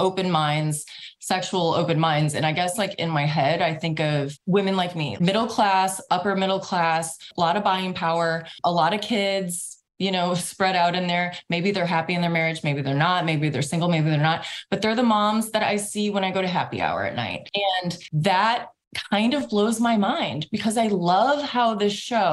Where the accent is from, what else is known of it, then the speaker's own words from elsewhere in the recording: Midwest, United States; I'm from the Midwest. I grew up in a large, very traditional Catholic family